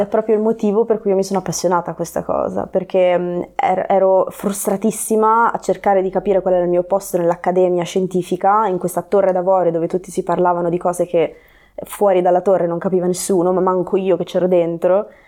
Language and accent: Italian; Reggio Calabria, Calabria, Italy; moved away as an adult; also born or lived in North Wales / Cornwall; now in Genoa, Italy; io quindi sono nata e cresciuta a Reggio Calabria